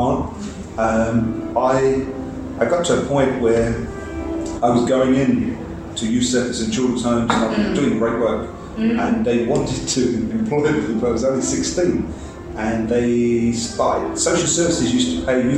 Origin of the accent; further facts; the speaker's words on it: London, United Kingdom; I grew up in East London